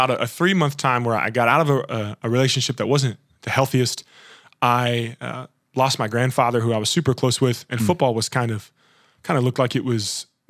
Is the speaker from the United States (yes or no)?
yes; Kentucky, United States; moved away as an adult; also born or lived in Boston; I grew up in Kentucky my whole life